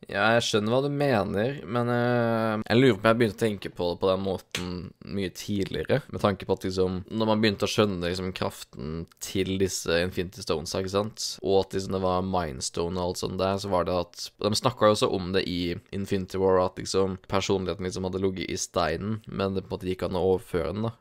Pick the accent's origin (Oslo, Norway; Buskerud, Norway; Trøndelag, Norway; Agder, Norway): Agder, Norway; Grimstad; jeg er jo fra Sørlandet, nede på Grimstad